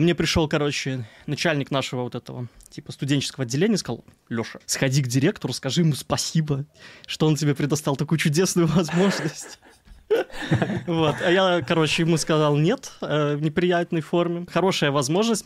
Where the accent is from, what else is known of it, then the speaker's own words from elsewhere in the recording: Belarus; also born or lived in Gomel; У нас есть Минск, на столица Беларуси, я из Беларуси